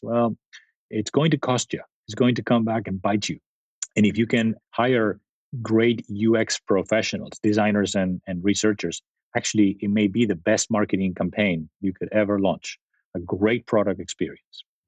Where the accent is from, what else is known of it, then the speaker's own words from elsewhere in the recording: Spain; moved away as an adult; also born or lived in Italy / San Jose, United States; now in Silicon Valley, United States; I grew up in in Spain and, and and actually before Spain, Italy